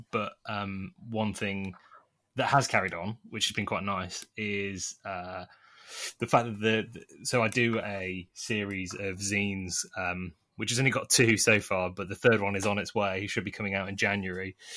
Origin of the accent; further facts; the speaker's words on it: Nottingham, East Midlands, United Kingdom; now in London, United Kingdom; I grew up originally in Nottingham